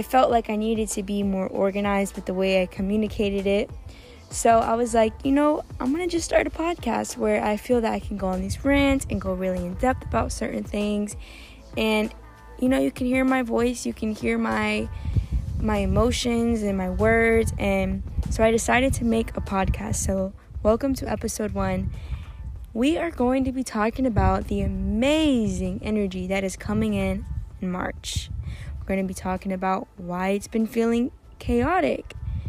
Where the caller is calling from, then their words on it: Turkey; I'm sitting at a park, and I'm also coming from Turkey, so it is very loud and full of nature.